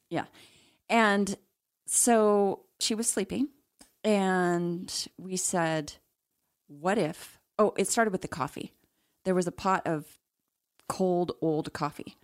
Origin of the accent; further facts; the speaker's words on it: Salt Lake City, Utah, United States; growing up in Salt Lake City, Mormon